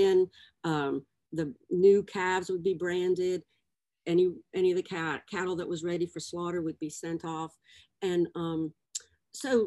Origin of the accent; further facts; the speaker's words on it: Breaux Bridge, Louisiana, United States; growing up in Breaux Bridge